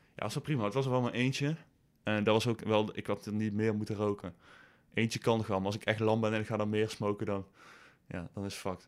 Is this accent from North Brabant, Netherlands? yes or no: yes; Boekel, North Brabant, Netherlands; moved away as an adult; now in Nijmegen, Netherlands; Ik kom uit Boekel. Ik woon eh, in Nijmegen